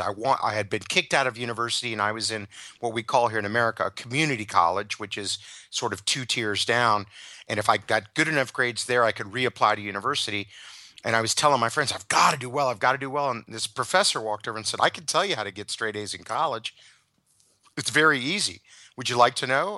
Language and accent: English; United States; as an American